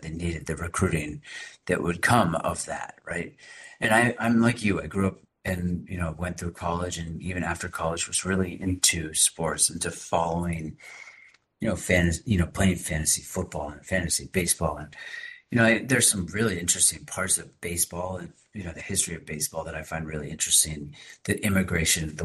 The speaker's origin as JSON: {"language": "English", "town": "Boston", "region": "Massachusetts", "country": "United States", "said": "I'm from the Boston area"}